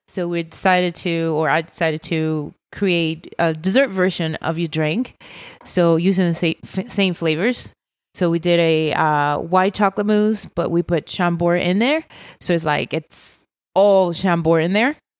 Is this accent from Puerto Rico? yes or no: yes; Puerto Rico; moved away as an adult; I'm from Puerto Rico, born